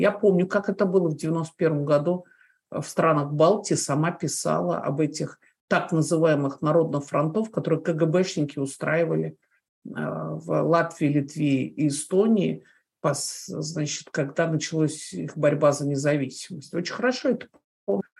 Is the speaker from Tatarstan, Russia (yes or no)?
no; Moscow, Russia; moved away as an adult; я выросла в Москве